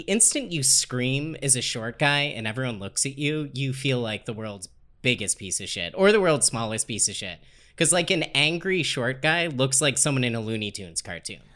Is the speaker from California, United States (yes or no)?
no; Dayton, Ohio, United States; moved away; I grew up in Dayton, Ohio.